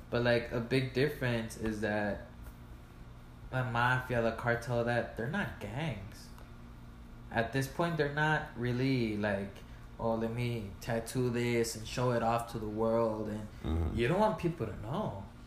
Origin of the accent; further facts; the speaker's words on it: El Paso, Texas, United States; I was born in El Paso